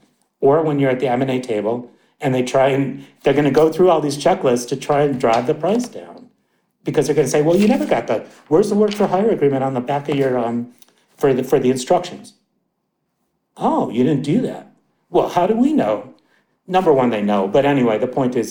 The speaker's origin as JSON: {"language": "English", "town": "Milwaukee", "region": "Wisconsin", "country": "United States", "also_born_or_lived": "New York City", "moved": "yes", "said": "I'm from Wisconsin originally, but I've spent plenty of time in New York City"}